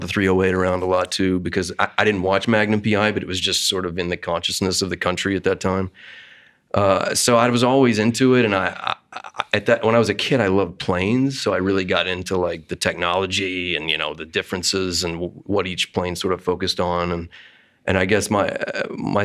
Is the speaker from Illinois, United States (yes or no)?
no; Kentucky, United States; I grew up in Kentucky in a small town